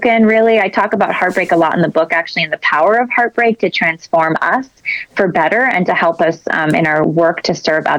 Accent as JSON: {"language": "English", "town": "San Jose", "region": "California", "country": "United States", "tie": "born or raised there", "said": "I'm from San Jose, California, one of eight kids. So grew up in a very pro-life family by nature"}